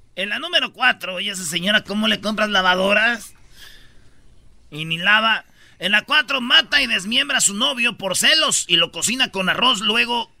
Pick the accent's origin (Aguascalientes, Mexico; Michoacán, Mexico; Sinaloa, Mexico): Michoacán, Mexico; Yo soy de Michoacán